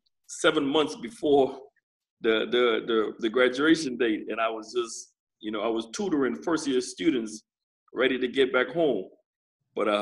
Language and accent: English; Turks & Caicos Islands; I'm an original. You know, I was born here. I grew up in the Turks and Caicos Islands.